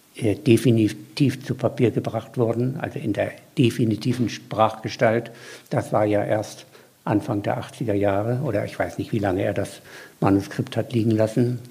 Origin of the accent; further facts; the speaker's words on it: Mecklenburg-Vorpommern, Germany; ich bin ja Mecklenburger